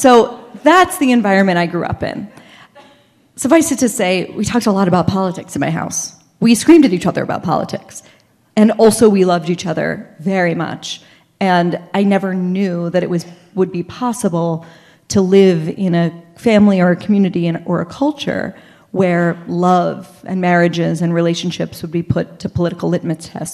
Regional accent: Pittsburgh, Pennsylvania, United States; I grew up in Squirrel Hill

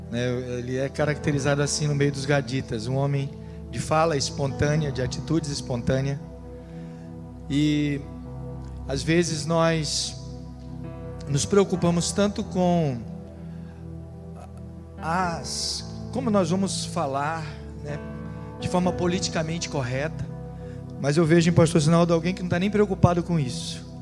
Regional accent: Rio de Janeiro, Brazil; moved away; eu não sou natural da Paraíba, eu e minha família viemos do Rio de Janeiro.

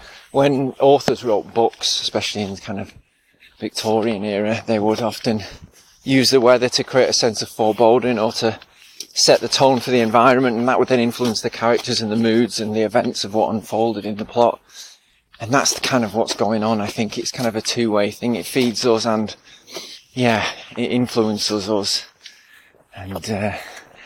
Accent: England, United Kingdom; We're English

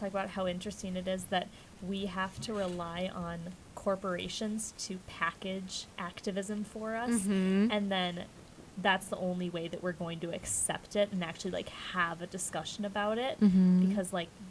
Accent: Twin Cities, Minnesota, United States; growing up in the Twin Cities

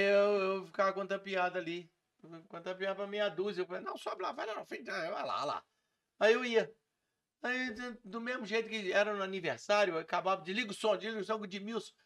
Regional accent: Muriaé, Minas Gerais, Brazil; now in Juiz de Fora, Brazil; eu não sou Juiz de Fora, nasci em Muriaé e vim para Juiz de Fora para ver exército e comecei a fazer os shows aqui.

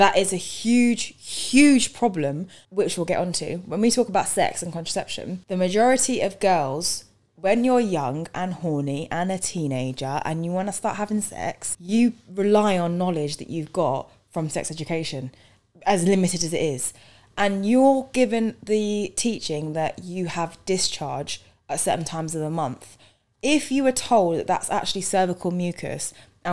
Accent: London, United Kingdom; also born or lived in Barnet, North London; I grew up in East London.

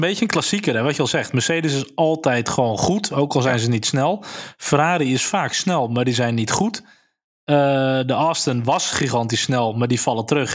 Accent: Netherlands; wij het als Nederlanders

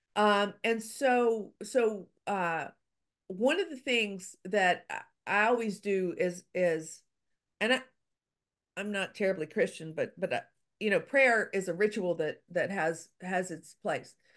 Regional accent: Louisiana, United States; I'm from Louisiana

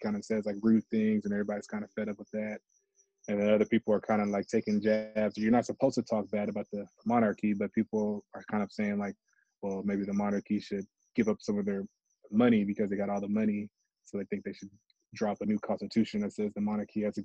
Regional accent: United States; moved away as an adult; now in Thailand; I'm like, America

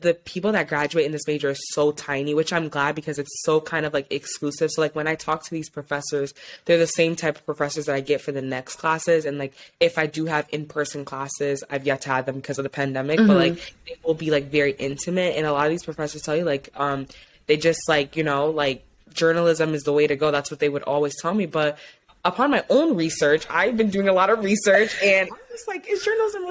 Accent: Ypsilanti, Michigan, United States; also born or lived in Ann Arbor, Michigan / East Lansing, Michigan; my family is from West Africa, Mali and Guinea, but I am from Ypsilanti, Michigan

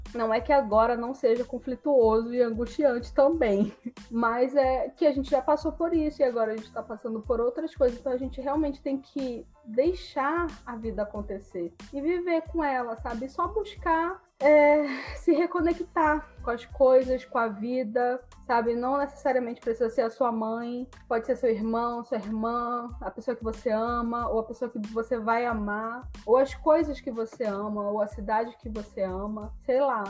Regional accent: Belém, Pará, Brazil; moved away; also born or lived in Rio de Janeiro; eu me mudei, saí de casa, saí de Belém, fui morar no Rio

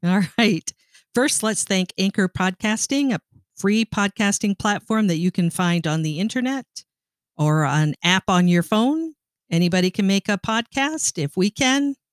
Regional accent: Ontario, Canada; moved away; I grew up in Canada and I was Canadian

